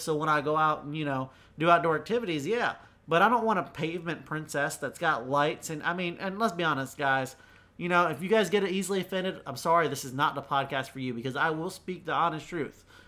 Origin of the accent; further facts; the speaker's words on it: North Carolina, United States; also born or lived in Florida / Virginia; I was born in South Carolina, but raised in Florida and then primarily North Carolina